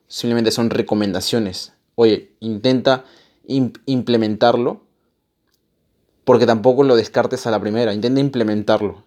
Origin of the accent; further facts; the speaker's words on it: Peru; Yo soy peruano